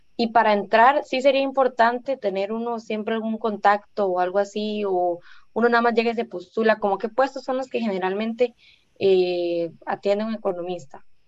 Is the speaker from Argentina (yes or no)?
no; Guápiles, Limón, Costa Rica; Yo soy de acá de Guapiles